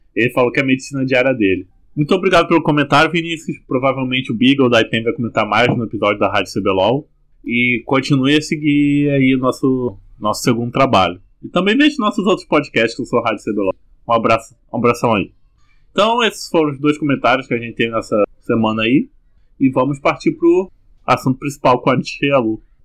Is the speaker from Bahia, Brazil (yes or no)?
no; interior of Rio de Janeiro, Brazil; já sou do interior do Rio de Janeiro.